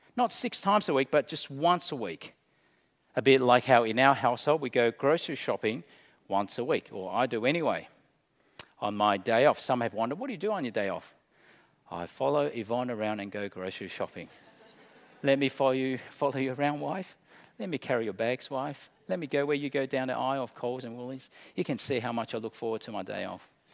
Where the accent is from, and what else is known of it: Australia